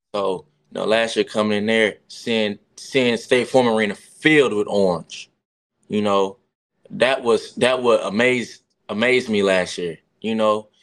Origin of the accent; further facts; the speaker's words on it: the South, United States; I'm from the South